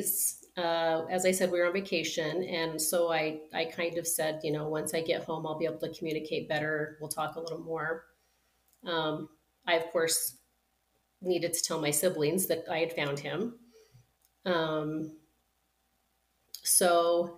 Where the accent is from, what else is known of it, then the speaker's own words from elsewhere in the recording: southeastern Idaho, United States; also born or lived in Utah; I was born in Utah and relocated to Idaho.